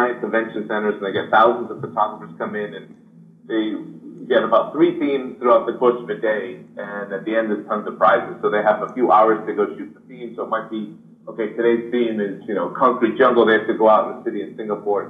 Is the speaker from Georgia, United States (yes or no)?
no; Rhode Island, United States; moved away as an adult; also born or lived in San Francisco; now in Vietnam; I grew up in Rhode Island